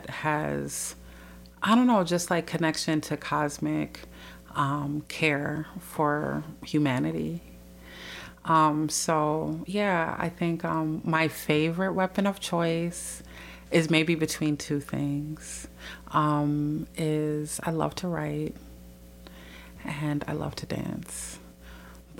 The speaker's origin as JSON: {"language": "English", "town": "Minneapolis", "region": "Minnesota", "country": "United States", "tie": "born or raised there", "said": "they came to Minneapolis, and I was the first person in our family born here."}